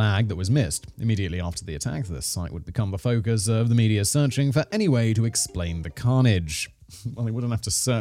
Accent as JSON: {"language": "English", "country": "United Kingdom", "said": "I'm British"}